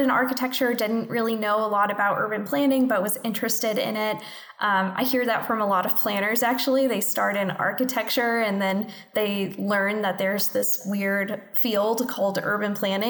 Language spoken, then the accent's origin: English; St. Louis, Missouri, United States; moved away as an adult; now in Kansas City, United States; I'm from St. Louis, Missouri. That's where I grew up